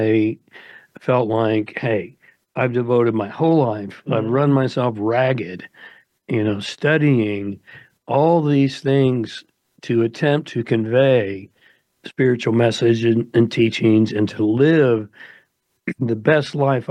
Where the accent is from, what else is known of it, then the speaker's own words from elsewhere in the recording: United States; I grew up in America.